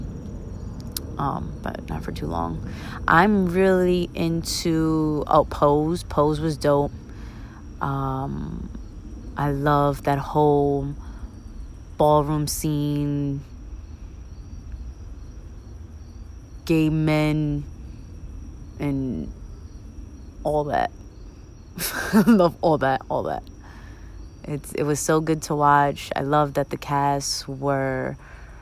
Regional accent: New York City, New York, United States; I'm from Brooklyn

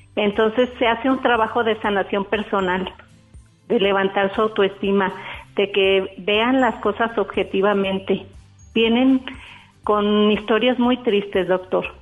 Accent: Guadalajara, Jalisco, Mexico; soy de Guadalajara.

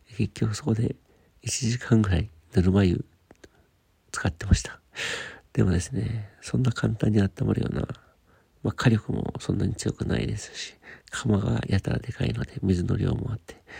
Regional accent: Sapporo, Hokkaido, Japan; moved away; 札幌の私の実家に帰ってきておりまして

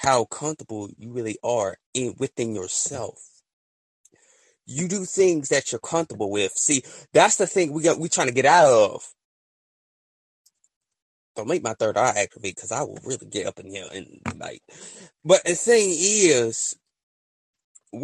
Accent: the South, United States; I'm from the South

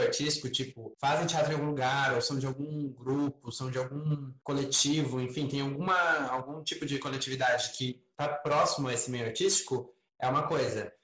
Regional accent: Santa Cecília, Santa Catarina, Brazil; moved away as an adult; now in Florianópolis, Brazil; Eu vim do interior de Santa Catarina, né, da Serra Catarinense, uma cidade chamada Santa Cecília, fica perto de Lages, Curitibano, por ali.

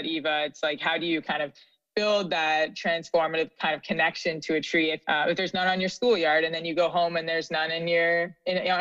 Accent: Canada; now in Philadelphia, United States; as a Canadian

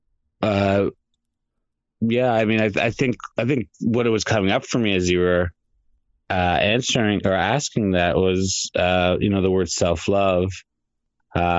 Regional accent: Canada; my parents, ancestors went from India to Tanzania to Canada. So for me, it's, I'm Canadian

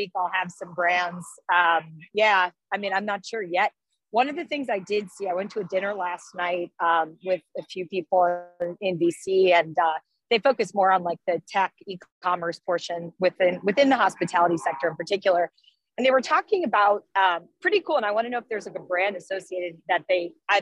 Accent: Atlantic City, New Jersey, United States; I am from Atlantic City

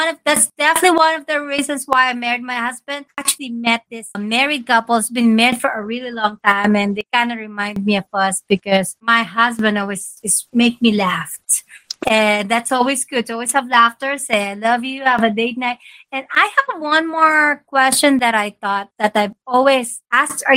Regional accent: Philippines; moved away; we're from the Philippines

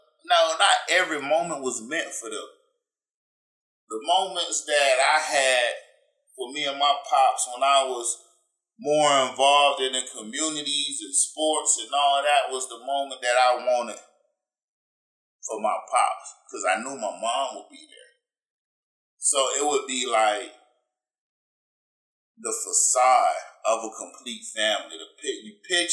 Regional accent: Fayetteville, Georgia, United States; growing up in Fayetteville

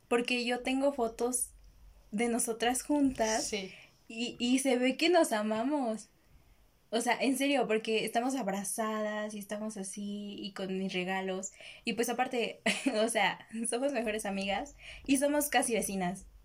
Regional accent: Mexico; aquí en México es como que mi primaria era un panteón.

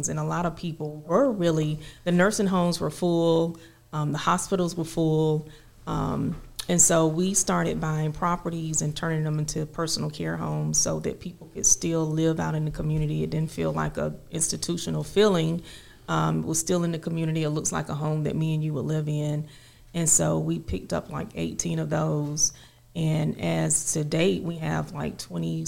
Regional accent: Cobb, Georgia, United States; actually, we're from Cobb, Georgia

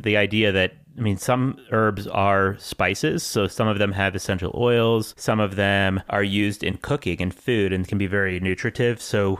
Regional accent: the Northwest, Pacific Northwest, United States; I'm from the Northwest

